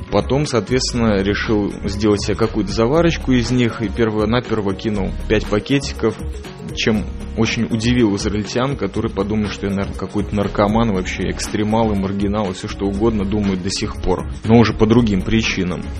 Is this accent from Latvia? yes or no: yes; Riga, Latvia; я родом из Прибалтики, из Риги, родился на краю леса